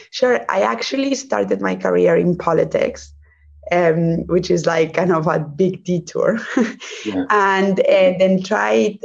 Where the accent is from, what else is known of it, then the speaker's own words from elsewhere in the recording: Spain; English is a second language; moved away; also born or lived in Germany; I'm from Spain. But actually, I was partly raised in Germany